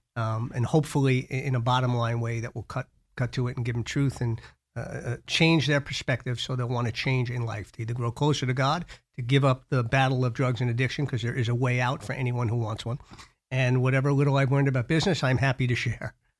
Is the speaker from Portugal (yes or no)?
no; New York, United States; I grew up in New York with uh, very loving parents